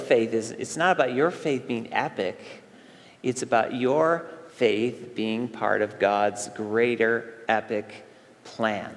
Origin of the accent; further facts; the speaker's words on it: Central New York State, United States; moved away; I went back to where I grew up, our summer compound camp there in Central New York State. I went back to the area where I grew up.